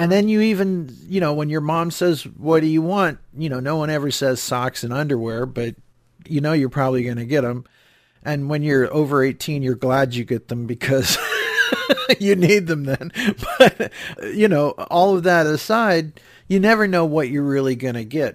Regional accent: Cleveland, Ohio, United States; I grew up in the Cleveland area

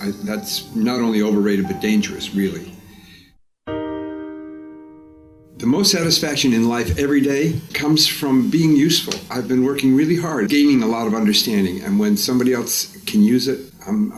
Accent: Washington, District of Columbia, United States; I was born in Washington, D.C. in 1942.

